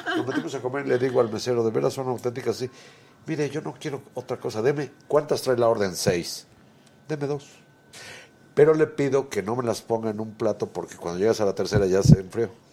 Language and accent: Spanish; Puebla, Mexico; yo nací en Puebla.